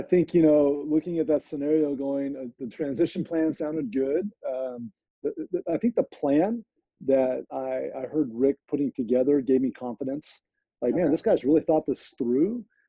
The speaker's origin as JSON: {"language": "English", "region": "California", "country": "United States", "said": "No way, I'm from Central Valley, California."}